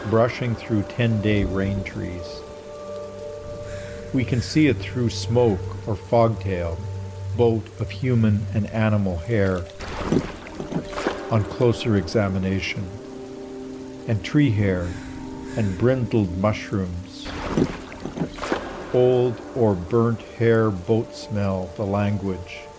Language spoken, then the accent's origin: English; Regina, Saskatchewan, Canada; I grew up in Regina, Saskatchewan, we lived right on the edge of the city in a, a kind of poor, semi rural area, not too far from a creek.